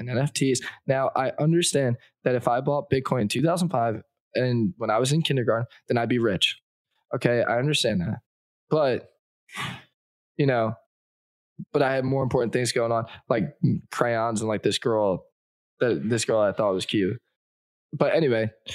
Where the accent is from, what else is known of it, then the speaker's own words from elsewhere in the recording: Northeast, United States; I'm from the Northeast